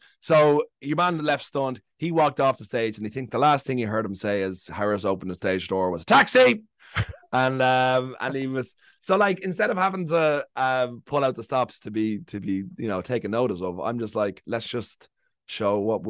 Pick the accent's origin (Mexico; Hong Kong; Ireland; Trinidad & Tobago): Ireland; now in United Kingdom; we come over here, we kind of grow up in a similar culture, and we're white and we're English speaking, and that we just sort of, and we're just like, oh, we're Ireland, and we kind of join forces.